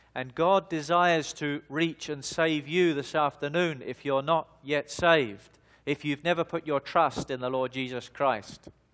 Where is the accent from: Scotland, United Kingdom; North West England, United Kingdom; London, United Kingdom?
London, United Kingdom; moved away; also born or lived in Australia; I was born in the United Kingdom, in the, in the, uh, city of London, eh, and I began my life in the year nineteen seventy-six in the southeast side of the city in a, in a suburb called Lewisham